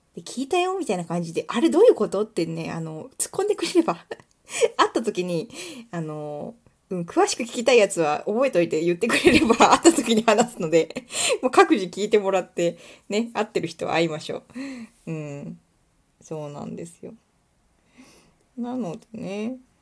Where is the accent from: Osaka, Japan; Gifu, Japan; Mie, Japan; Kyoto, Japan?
Mie, Japan; Kuwana; also born or lived in Ichinomiya, Aichi; 私は生まれも育ちも食わなしです